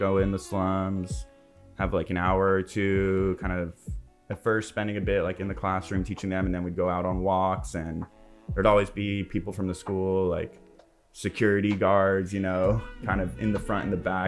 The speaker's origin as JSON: {"language": "English", "town": "Los Angeles", "region": "California", "country": "United States", "said": "I'm like coming from West"}